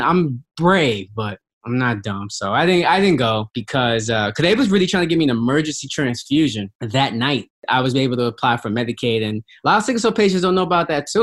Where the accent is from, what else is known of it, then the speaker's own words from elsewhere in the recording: New York, United States; I was from New York, kids from uh, downtown, uptown, Brooklyn